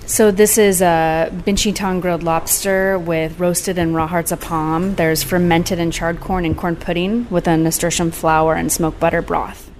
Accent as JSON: {"language": "English", "town": "San Clemente", "region": "California", "country": "United States", "tie": "born or raised there", "also_born_or_lived": "Laguna Beach, California", "said": "I grew up in San Clemente and Laguna Beach"}